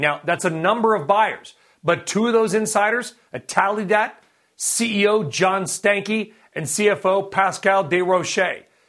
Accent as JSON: {"language": "English", "town": "Winchester", "region": "Virginia", "country": "United States", "tie": "born or raised there", "said": "my hometown of Winchester, Virginia"}